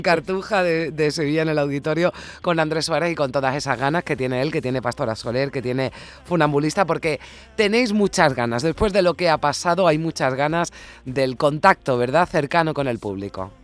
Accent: Andalusia, Spain

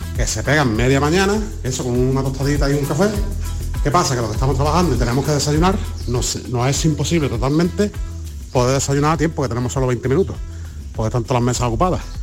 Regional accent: Antequera, Andalusia, Spain; en mi pueblo, en Antequera

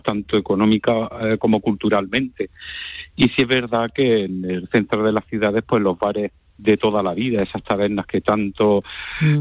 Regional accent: Jaén, Andalusia, Spain

